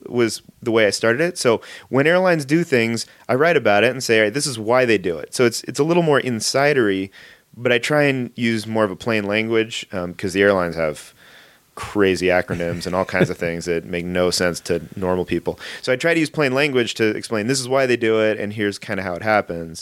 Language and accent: English; Los Angeles, California, United States; I grew up in the Valley. San Fernando